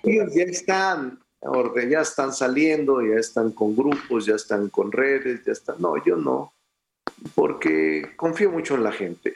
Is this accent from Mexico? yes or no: yes; Mexico; desde ser regidor de mi pueblo, tres veces diputado federal, tres veces senador de la República, gobernador de mi estado